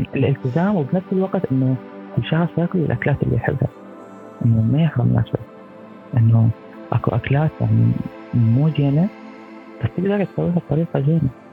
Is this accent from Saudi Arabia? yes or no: no; Iraq; now in France; احنا بالعراق